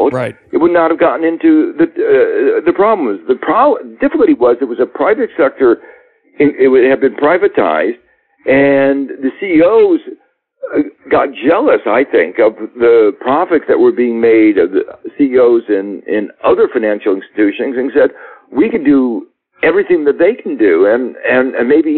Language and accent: English; Midwest, United States; maybe I'm a Midwesterner